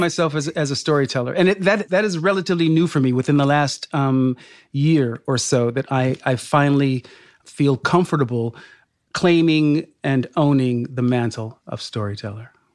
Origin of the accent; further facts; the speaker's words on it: Sacramento, California, United States; I was raised in Sacramento, California, ca, the state capital, um, he, he, here in this, in this state